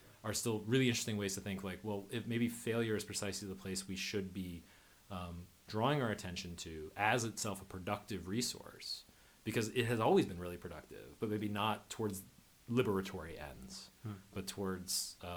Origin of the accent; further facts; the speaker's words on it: Bloomington, Indiana, United States; I'm from Indiana. My dad taught there in the School of Journalism. I grew up in Bloomington, college town